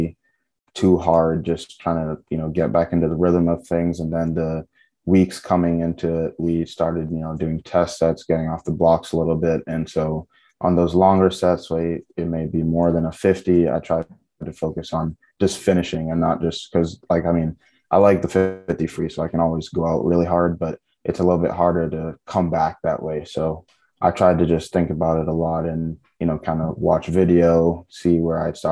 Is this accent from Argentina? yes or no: no; Cayman Islands; moved away as an adult; also born or lived in Texas; now in Tennessee, United States; I was born in Texas, but I've lived my whole life in Grand Cayman